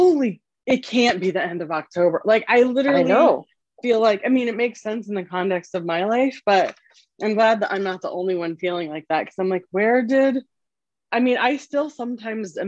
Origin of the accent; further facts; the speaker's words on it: Colorado, United States; We grew up in Colorado, both of us grew up in Colorado